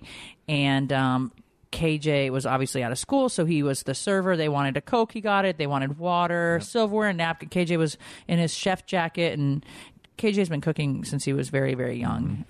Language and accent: English; Connecticut, United States; moved away; I grew up in Connecticut